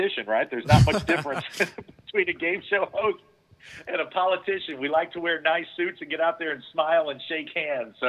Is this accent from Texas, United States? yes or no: no; St. Louis, Missouri, United States; I grew up in St. Louis, and as a child, I used to go see a lot of shows there at the Fox